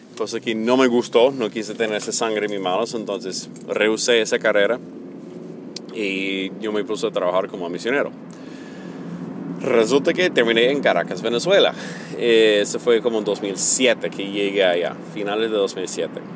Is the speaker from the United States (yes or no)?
yes; United States; Spanish is a second language; moved away as an adult; por mi acento, que yo me creé en los Estados Unidos